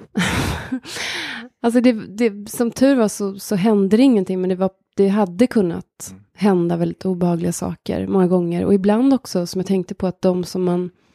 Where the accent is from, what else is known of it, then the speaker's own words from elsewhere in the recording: near Hagfors, countryside in Värmland, Sweden; där växte jag upp